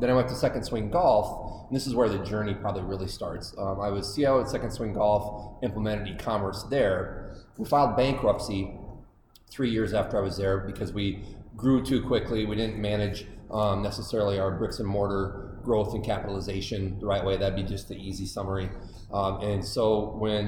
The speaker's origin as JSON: {"language": "English", "region": "Iowa", "country": "United States", "tie": "born or raised there", "said": "I grew up on a farm in a small town in Iowa."}